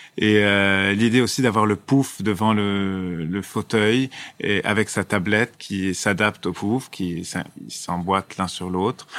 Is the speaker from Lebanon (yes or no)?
yes; Lebanon; en tant que Libanais